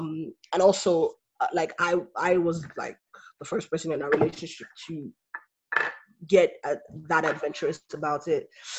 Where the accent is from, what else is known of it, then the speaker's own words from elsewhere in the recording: Nigeria; as a Nigerian girl